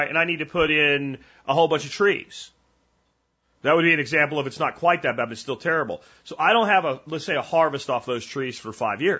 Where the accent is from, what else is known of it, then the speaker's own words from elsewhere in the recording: Pennsylvania, United States; like the house I grew up in Pennsylvania had a half basement.